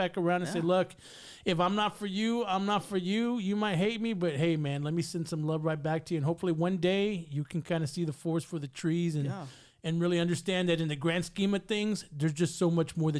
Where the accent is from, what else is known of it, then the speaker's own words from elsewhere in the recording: San Antonio, Texas, United States; I live on the southeast now, but I grew up, my mom still lives on the south side, right there by Harlandale, but I grew up on Pleasanton and Military.